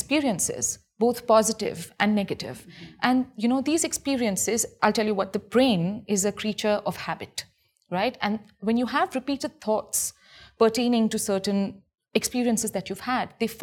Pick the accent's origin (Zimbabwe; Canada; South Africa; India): India; I come from India